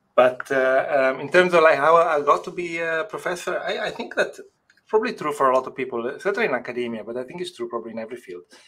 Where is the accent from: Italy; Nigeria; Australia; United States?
Italy; English is a second language; moved away as an adult; also born or lived in Rotterdam, Netherlands; now in Netherlands; I grew up in Italy, and I hardly spoke any English.